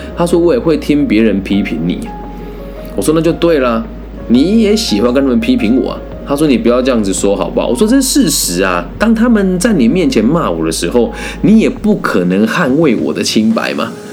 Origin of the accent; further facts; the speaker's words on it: Taiwan; 我认为我是台湾人，所以我讲汉文很正常嘛